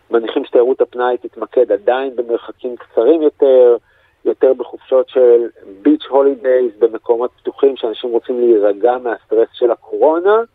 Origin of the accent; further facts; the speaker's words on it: Israel; מה שאנחנו כבר בתור ישראלים שכחנו אפילו איך בודקים קורונה